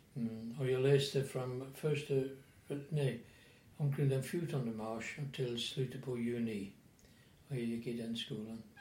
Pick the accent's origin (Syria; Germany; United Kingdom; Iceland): United Kingdom; England; Swedish is a second language; moved away as an adult; now in Sweden; Jag är från England och tillhör en passionistprovins i England